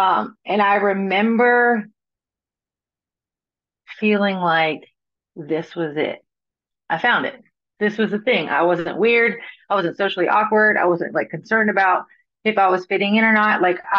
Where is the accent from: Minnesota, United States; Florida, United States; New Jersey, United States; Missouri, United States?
Florida, United States; now in Nashville, United States; So I'm from Florida, right? I live in Nashville, Tennessee now. And I'm from Florida, born and raised in Florida.